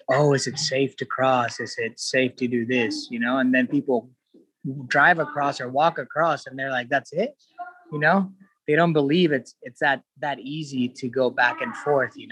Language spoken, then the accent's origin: English; Ensenada, Baja California, Mexico; You know, I grew up in Ensenada, which is not a border town or Rosarito, but Tijuana's right there